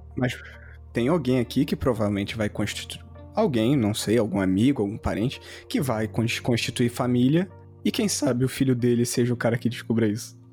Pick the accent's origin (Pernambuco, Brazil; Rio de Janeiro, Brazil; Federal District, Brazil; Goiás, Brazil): Rio de Janeiro, Brazil; Carioca; vou falar como carioca